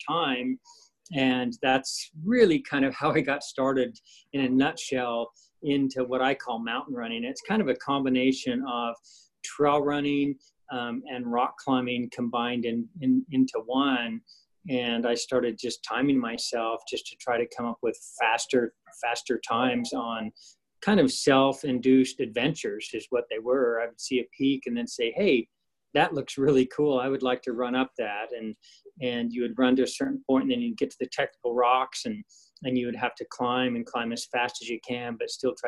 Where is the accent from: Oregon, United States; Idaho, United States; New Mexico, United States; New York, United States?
Idaho, United States; I grew up in Idaho, on the Idaho side of the Tetons